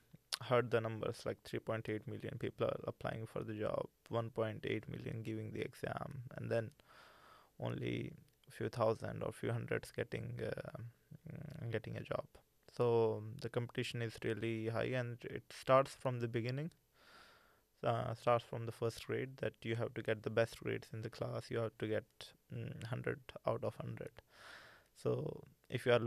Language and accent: English; India; moved away as an adult; now in Norway; I come from India